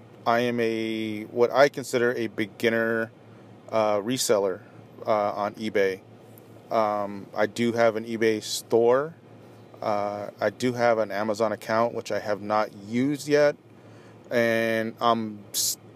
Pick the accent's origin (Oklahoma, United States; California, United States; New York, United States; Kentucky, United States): California, United States; Orange County, Southern; moved away as an adult; also born or lived in Apple Valley, California; now in Las Vegas, United States; I grew up in Southern California. Grew up in Orange County.